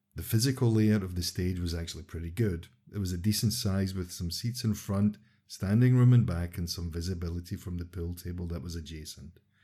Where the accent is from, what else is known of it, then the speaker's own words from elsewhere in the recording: Los Angeles, California, United States; moved away; born and raised in Los Angeles